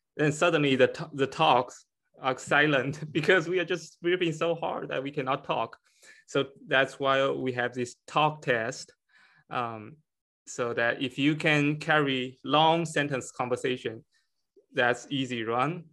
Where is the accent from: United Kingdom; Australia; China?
China; moved away as an adult; now in Connecticut, United States; I'm from, I was born in China and I came to United States for my P H D in chemistry